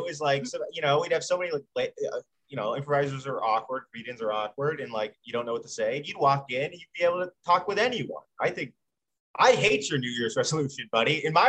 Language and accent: English; Pittsburgh, Pennsylvania, United States; also born or lived in Long Island, New York; now in New York, United States; I'm from Pittsburgh. Well, I was born on Long Island, but grew up.